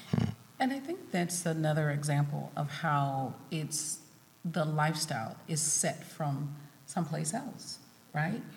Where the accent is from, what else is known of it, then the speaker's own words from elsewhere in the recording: South Carolina, United States; moved away; I'm originally from South Carolina